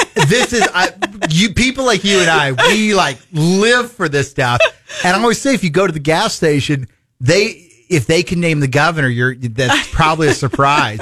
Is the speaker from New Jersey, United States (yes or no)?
no; Fort Dodge, Iowa, United States; I was born in Fort Dodge.